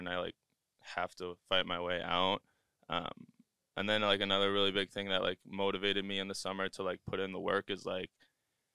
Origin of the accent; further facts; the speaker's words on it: Wisconsin, United States; I'm from Wisconsin. Born and raised.